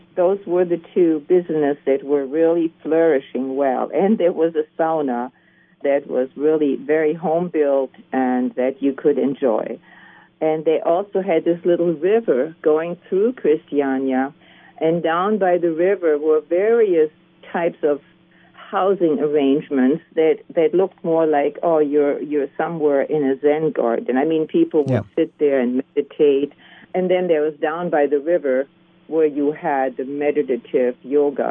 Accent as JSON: {"language": "English", "country": "Germany", "tie": "born or raised there", "also_born_or_lived": "Copenhagen, Denmark", "moved": "as an adult", "lives_now": "Puna, Hawaii, United States", "said": "I grew up and lived in Germany for about 28 years"}